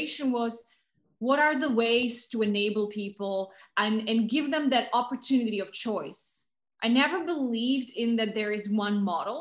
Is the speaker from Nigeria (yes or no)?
no; Slovakia; moved away; also born or lived in Pakistan / London; I'm originally from Slovakia, which is a small country, mountainous, beautiful country in the middle of Europe